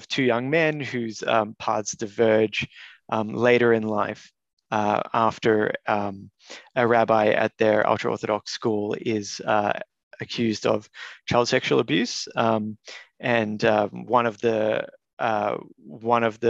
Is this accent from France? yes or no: no; Melbourne, Victoria, Australia; also born or lived in Canberra; I grew up in Caulfield, an area which everyone referred to my entire life as the ghetto. I lived there until adulthood